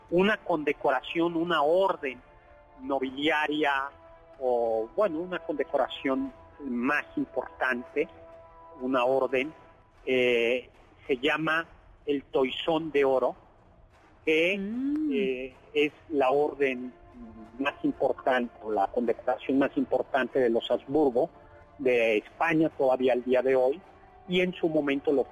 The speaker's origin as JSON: {"language": "Spanish", "region": "Mexico City", "country": "Mexico", "said": "los amigos que somos aquí chilangos, la pera es una curva muy peligrosa entre México y Cuernavaca."}